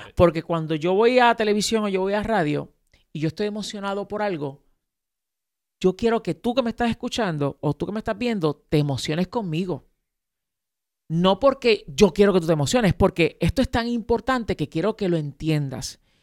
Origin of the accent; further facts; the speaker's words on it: Puerto Rico; yo nací aquí en Puerto Rico, pero mis padres son dominicanos.